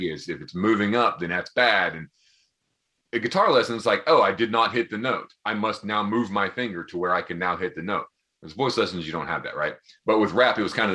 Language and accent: English; Townsend, Tennessee, United States; I'm from Townsend, Tennessee, which is a very small town, 30 minutes south of here.